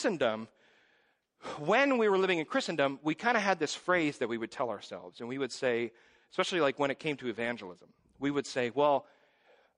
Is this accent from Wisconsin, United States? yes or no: yes; Hingham, Wisconsin, United States; when I was growing up in Hingham Reformed Church